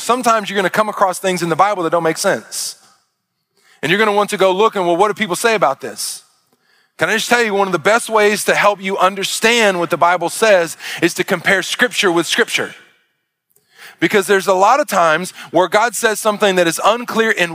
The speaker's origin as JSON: {"language": "English", "region": "Arkansas", "country": "United States", "said": "I'm from Arkansas"}